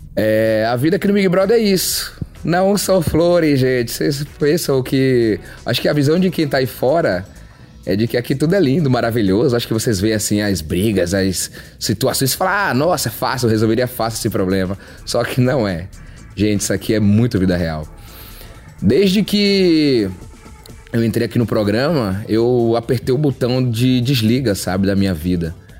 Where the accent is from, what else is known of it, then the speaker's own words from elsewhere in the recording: Salvador, Bahia, Brazil; also born or lived in Mato Grosso do Sul; now in Brasília, Brazil; sou natural de Salvador, hoje moro em Brasília, já morei também no Mato Grosso do Sul